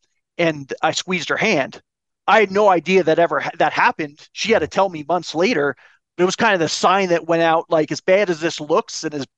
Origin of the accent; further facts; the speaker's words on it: East Coast, United States; my family is from the East Coast. I'm originally from the East Coast, and they flew out immediately when they got the call from the hospital